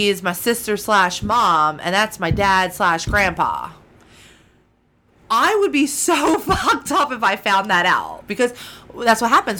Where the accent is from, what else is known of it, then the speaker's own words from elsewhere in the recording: Williamstown, New Jersey, United States; I grew up in Williamstown, New Jersey